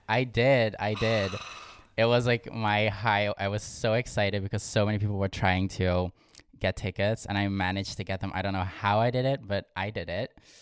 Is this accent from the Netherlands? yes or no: yes; Limburg, Netherlands; born or raised there; moved away as an adult; now in Amsterdam, Netherlands